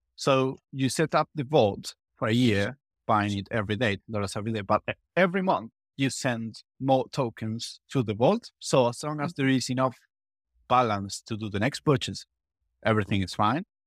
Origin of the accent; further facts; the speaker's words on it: Argentina; I'm from Argentina. I come from, from South America.